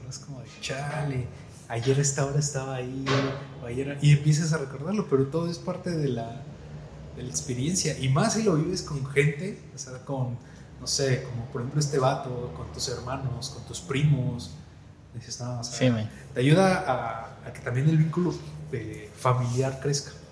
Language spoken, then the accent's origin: Spanish; Cancún, Quintana Roo, Mexico; Y sí me gusta, pero me gasto mucho dinero, pues soy de Cancún, los vuelos y todo.